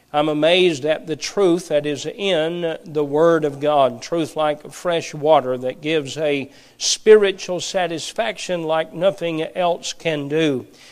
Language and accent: English; Perry County, Appalachia, Kentucky, United States; My wife and I both grew up in Appalachia. She grew up in Knott County. I grew up in Perry County